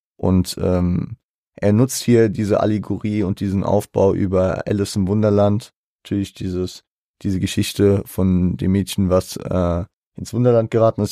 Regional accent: Germany; als Deutscher

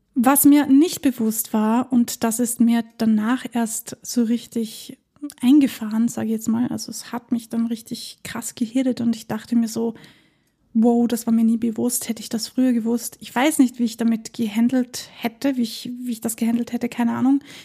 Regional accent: Vienna, Austria; bei uns in Wien

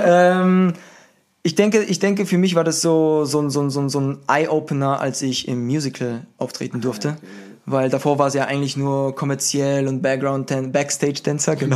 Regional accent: Würzburg, Bavaria, Germany; moved away as an adult; also born or lived in Berlin / Los Angeles; Ich bin ein Würzburger, der nach Berlin gezogen gezogen ist.

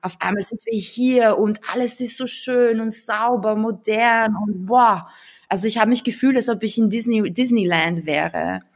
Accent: Austria; born or raised there; German is a second language; also born or lived in Bulgaria / Belarus

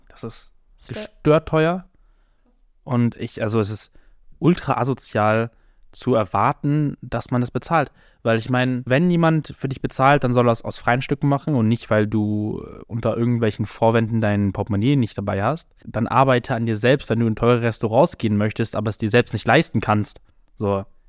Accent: Germany; ich einfach eine super deutsche Kartoffel bin

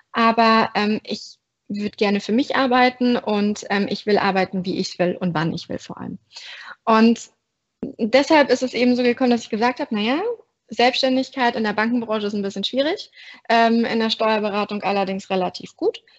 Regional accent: Bavaria, Germany; moved away as an adult; now in Berlin, Germany; ich wohne in Berlin, ich komme aber ursprünglich aus Berlin, ähm, sondern aus Bayern, hört man zum Glück nicht mehr. Und ähm, bin eben nach dem ABI direkt nach Berlin gezogen

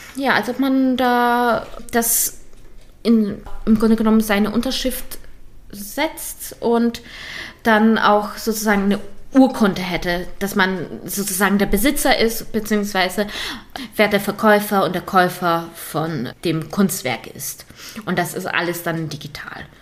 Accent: Lower Saxony, Germany; wir kommen beide aus Niedersachsen

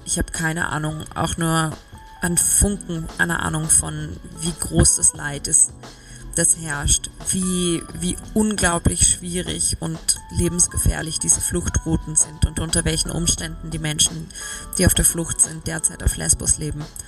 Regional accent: Salzburg, Austria; moved away as an adult; also born or lived in Vienna; wenn man in Salzburg aufwächst und Schauspielerin werden möchte als Kind

